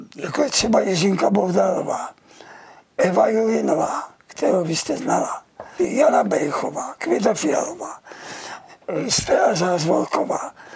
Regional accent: Czechia; jsem Čech a budu tady

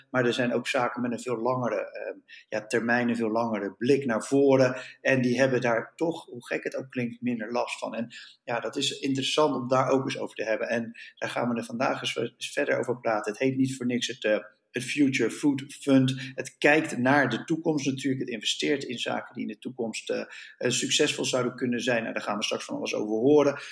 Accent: Netherlands; als Nederlanders

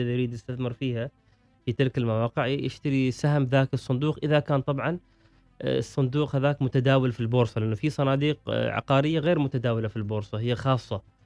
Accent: Oman; عندنا في عمان

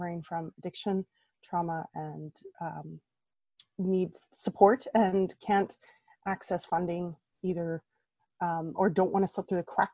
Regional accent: Red Deer, Alberta, Canada; moved away as an adult; now in Calgary, Canada; I was born in Red Deer, Alberta, raised in Red Deer, Alberta

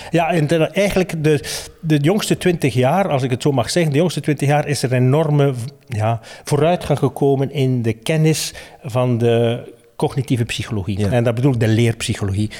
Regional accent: West Flanders, Belgium; ik ben een West-Vlaming

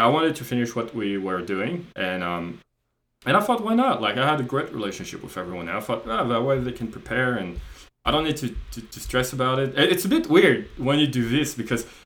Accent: France; moved away as an adult; also born or lived in Australia; I'm not Australian, I'm French, we were in Australia.

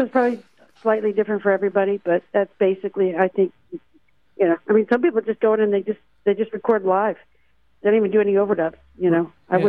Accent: Tallahassee, Florida, United States; moved away as an adult; now in California, United States; I moved to California right about the same time John did. He came from Baltimore and I came from Tallahassee, Florida.

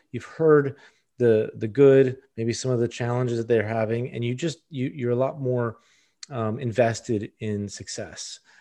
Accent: Miami, Florida, United States; From Miami, born at Mercy Hospital

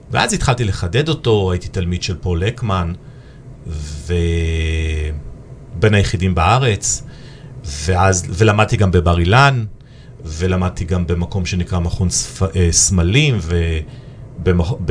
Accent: Nigeria; also born or lived in Ethiopia / Ivory Coast / England / United States; now in Israel; עברנו גם המון תרבויות, כי גם בניגריה היינו ובאתיופיה ואייברי קוסט ואנגליה וארצות הברית ובכל מקום הרגשתי סוג של אאוטסיידר.

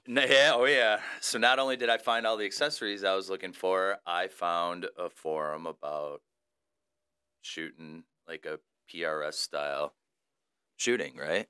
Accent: Romeo, Michigan, United States; also born or lived in Royal Oak, Michigan / Madison Heights, Michigan; I'm, uh, originally born and raised in Michigan, so I grew up in the Romeo slash Washington

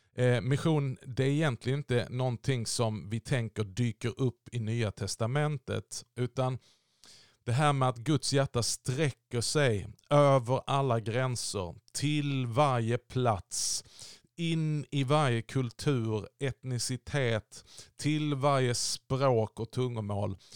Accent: Sweden; vi i Sverige

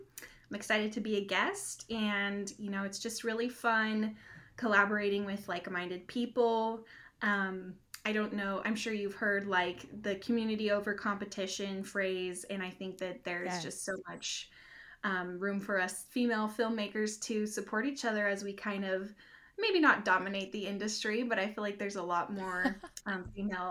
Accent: Utah, United States; moved away as an adult; now in Johnson City, United States; We're originally from Utah

